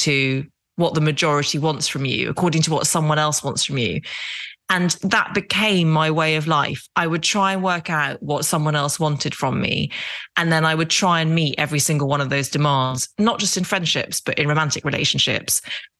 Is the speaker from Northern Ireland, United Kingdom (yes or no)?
yes; Derry, Northern Ireland, United Kingdom; accent: English; also born or lived in Epsom, Surrey; I speak with a very English accent, and I was born outside London in a place called Epsom in Surrey and spent the first 4 years of my life there. And then my dad got a job as a surgeon in Derry in Northern Ireland.